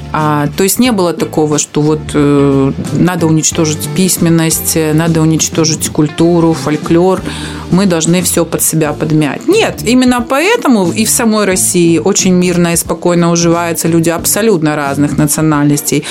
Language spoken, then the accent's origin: Russian; Transnistria, Moldova; приднестровская такая вот, э, русская женщина